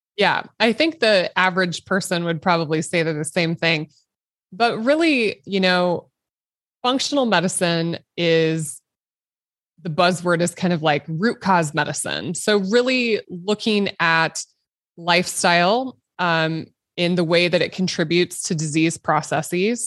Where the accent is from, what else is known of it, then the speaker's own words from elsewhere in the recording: Nebraska, United States; a little girl growing up in Nebraska, which is currently where I practice. So I'm, I'm born and raised, and I, I haven't really left the state